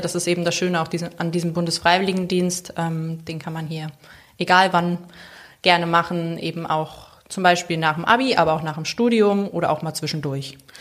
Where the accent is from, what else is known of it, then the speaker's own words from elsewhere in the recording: Bad Lauterberg, Lower Saxony, Germany; moved away as an adult; also born or lived in Mainz; now in Sylt, Germany; ich bin im Harz geboren, Bad Lauterberg